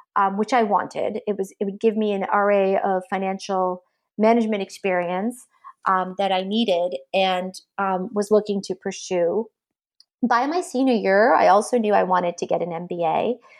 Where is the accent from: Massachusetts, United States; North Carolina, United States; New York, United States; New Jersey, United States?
Massachusetts, United States; Belmont; I grew up in Belmont, Massachusetts